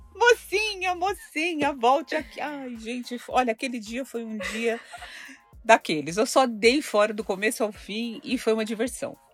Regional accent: São Paulo, Brazil; also born or lived in Ribeirão Preto; Eu sou nascida em São Paulo, mas é, meus pais mudaram para Ribeirão Preto quando eu estava na sétima série.

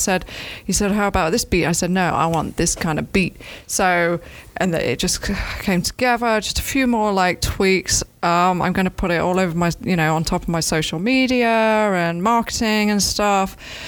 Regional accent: England, United Kingdom; now in Gainesville, United States; Not like I'm from England. A pub is a pub that's not in Gainesville.

